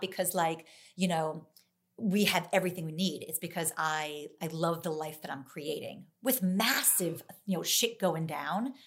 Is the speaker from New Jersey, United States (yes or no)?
yes; New Jersey, United States; I'm from New Jersey